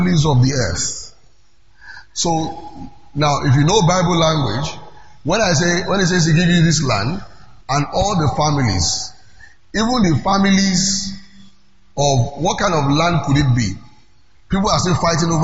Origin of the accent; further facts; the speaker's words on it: Lagos, Nigeria; I'm from Lagos